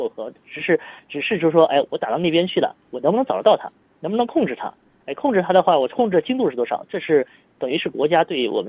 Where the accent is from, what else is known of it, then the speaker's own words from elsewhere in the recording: China; 这些东西都是我们中国人所需要采集的一些数据